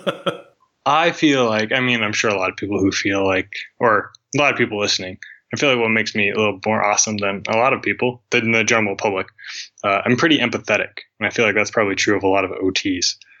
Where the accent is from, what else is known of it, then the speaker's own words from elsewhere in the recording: Billings, Montana, United States; i'm from billings montana